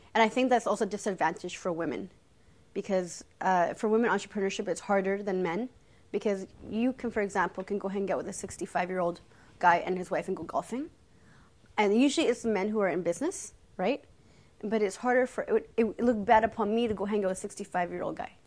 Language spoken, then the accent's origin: English; Canada; I was born in Canada.